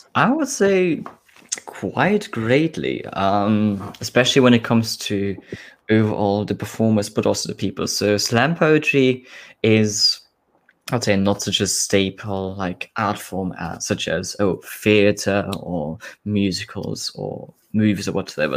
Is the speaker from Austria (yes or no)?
yes; Austria; now in Scotland, United Kingdom; I'm a bird from Austria living now in Scotland